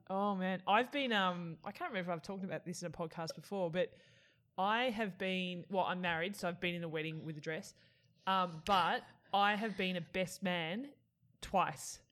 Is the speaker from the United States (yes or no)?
no; Australia; I'm Australian